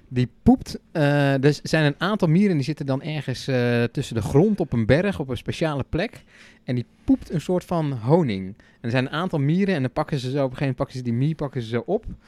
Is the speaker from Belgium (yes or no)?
no; Netherlands; wij als Nederlanders